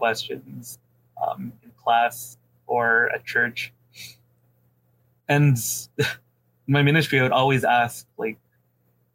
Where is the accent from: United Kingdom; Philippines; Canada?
Philippines; I'm a Filipino